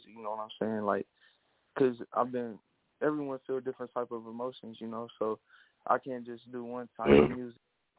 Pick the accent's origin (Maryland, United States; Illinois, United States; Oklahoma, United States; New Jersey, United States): Oklahoma, United States; Muskogee; I'm from Muskogee